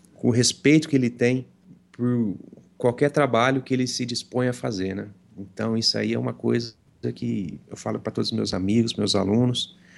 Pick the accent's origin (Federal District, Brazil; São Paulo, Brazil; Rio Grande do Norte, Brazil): São Paulo, Brazil; Franca; Eu sou de Franca, né? Estado de São Paulo.